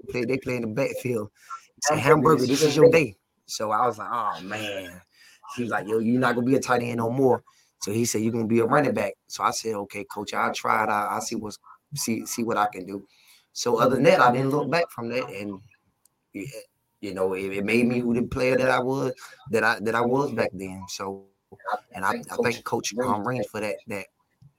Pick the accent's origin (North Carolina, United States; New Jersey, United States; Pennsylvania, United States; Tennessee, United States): North Carolina, United States; Tarboro; I'm from Tarboro, North Carolina. It's big on football, small town